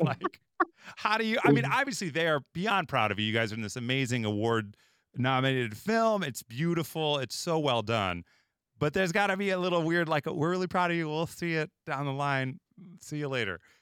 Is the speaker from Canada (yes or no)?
no; Chicago, Illinois, United States; also born or lived in Los Angeles; I'm from Chicago, I've lived in L A, lived in Chicago